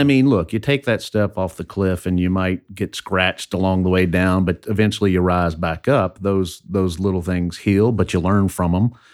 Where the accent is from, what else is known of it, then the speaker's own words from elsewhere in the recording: southern Indiana, United States; also born or lived in Louisville, Kentucky / Alexandria; now in Baton Rouge, United States; We moved, uh, to Indiana when, I guess I was in first grade and lived on a farm in a forty acre farm in southern Indiana.